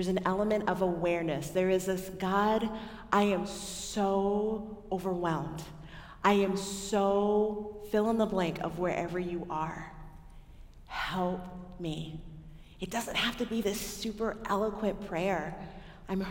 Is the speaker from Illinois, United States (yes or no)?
no; Texas, United States; I'm from Texas, or I claim Texas